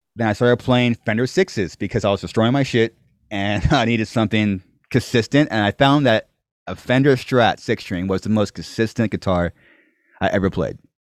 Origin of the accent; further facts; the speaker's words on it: Corona, California, United States; I'm born, raised here